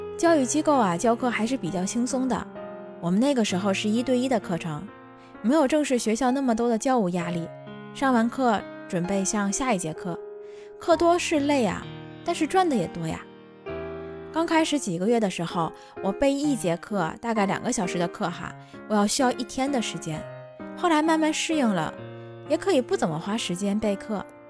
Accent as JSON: {"language": "Chinese", "region": "Tianjin", "country": "China", "tie": "born or raised there", "moved": "as an adult", "lives_now": "Japan", "said": "我就是这么一个土生土长的天津人"}